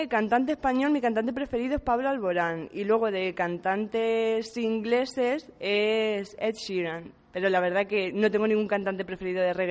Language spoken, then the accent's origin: Spanish; Puertollano, Castilla-La Mancha, Spain; Pues nací en Puerto Llano y vivo en Puerto Llano, así que de aquí no me he movido.